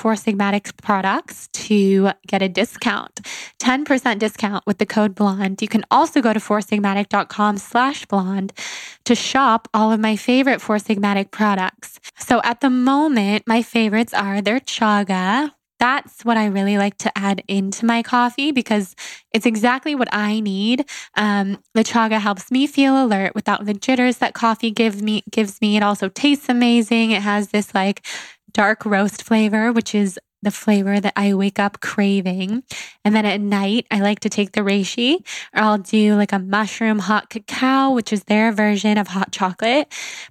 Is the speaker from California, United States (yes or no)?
yes; Sacramento, California, United States; we are both from Sacramento, California